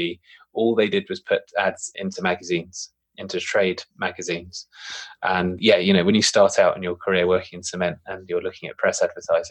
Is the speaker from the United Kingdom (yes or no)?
yes; United Kingdom; I suppose I'm British, but I'm probably slightly more traditionally old school British as well